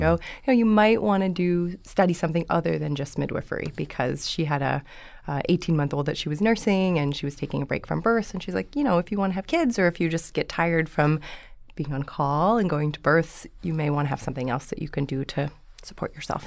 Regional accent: Dubuque, Iowa, United States; moved away; I'm from Iowa, originally.

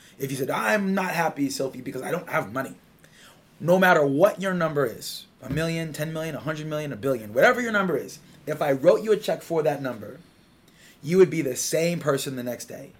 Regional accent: Southern California, United States; I grew up in Southern California

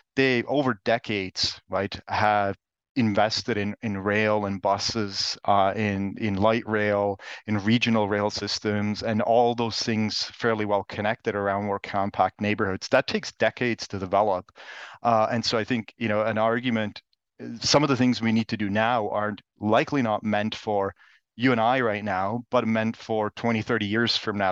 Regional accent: Switzerland; moved away; I'm originally actually from Switzerland

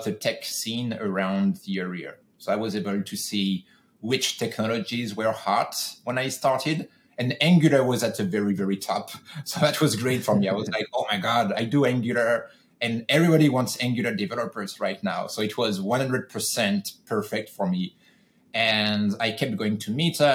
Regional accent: France; moved away as an adult; now in California, United States; I'm originally from France, and the job that I had that I'm talking about were in France. When I decided to go solo, I moved to the US

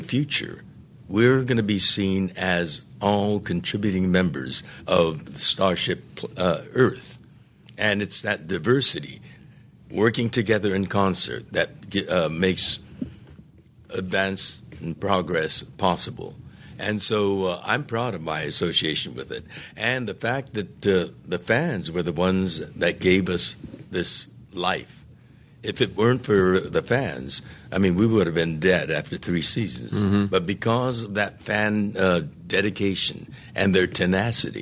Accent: United States; I'm an American

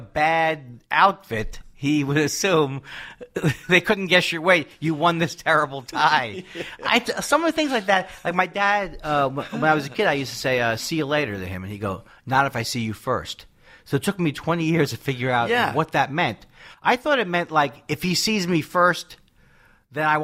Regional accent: New York City, New York, United States; moved away; I'm from Queens, New York

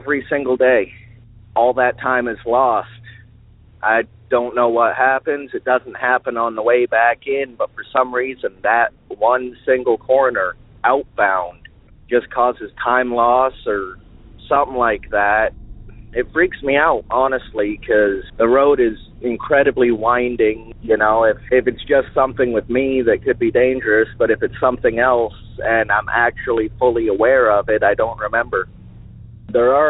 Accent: Alaska, United States; I'm from Alaska.

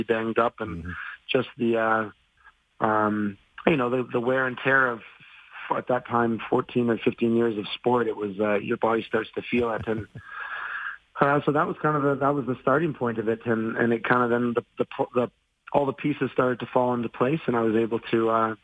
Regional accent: Calgary, Alberta, Canada; Calgary's my hometown

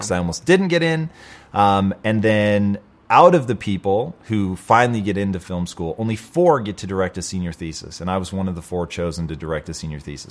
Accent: Tacoma, Washington, United States; now in Los Angeles, United States; I grew up in Tacoma, Washington.

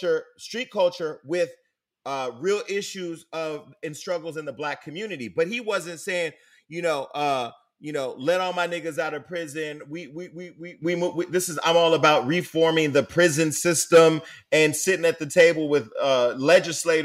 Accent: Stockton, California, United States; I come from Stockton.

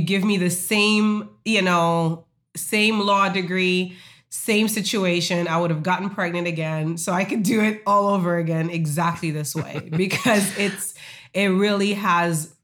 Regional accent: Haiti; moved away; I told you I'm from Haiti

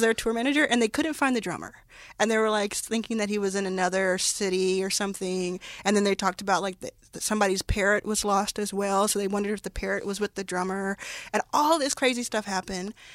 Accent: Dallas, Texas, United States; also born or lived in Jackson, Mississippi; I grew up, grew up in Dallas, Texas

